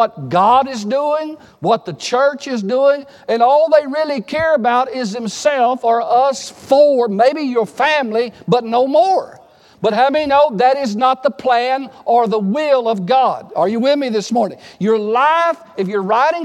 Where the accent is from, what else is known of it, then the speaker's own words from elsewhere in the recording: Texas, United States; I grew up in Texas